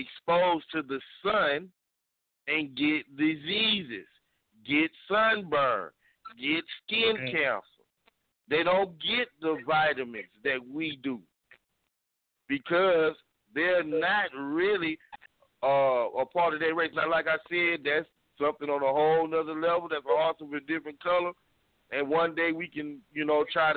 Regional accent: Texas, United States; I'm from Texas

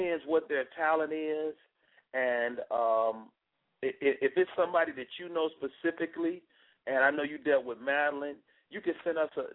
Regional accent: Chicago, Illinois, United States; moved away; I'm from Chicago, but I didn't start my comedy career till I moved out of Chicago

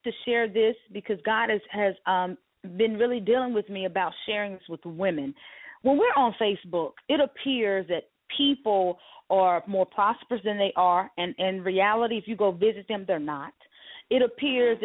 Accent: Mississippi, United States; growing up in Mississippi

